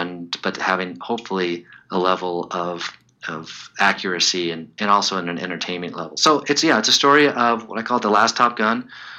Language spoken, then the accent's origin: English; Chicago, Illinois, United States; When I was a kid growing up in Chicago, there was a goalie named Tony Esposito.